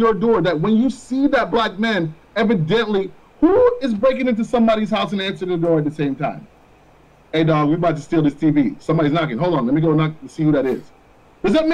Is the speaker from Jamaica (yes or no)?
yes; Jamaica; first language Jamaican Patois; also born or lived in Florida, United States; now in United States; I grew up in Jamaica